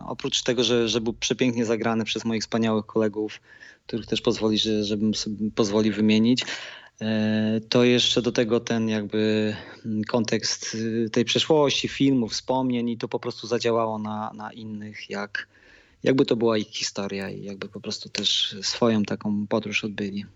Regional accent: Lower Silesian Voivodeship, Poland; also born or lived in Dęblin; ja jestem stąd, jestem z Podświdnicy

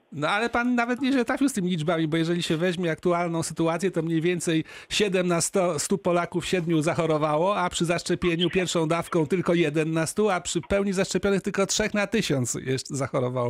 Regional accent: Opole, Opole Voivodeship, Poland; u nas w Opolu

